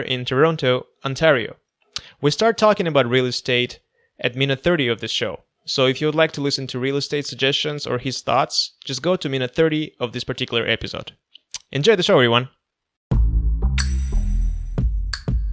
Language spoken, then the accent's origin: English; Kazakhstan; moved away as an adult; now in Canada; I'm from Kazakhstan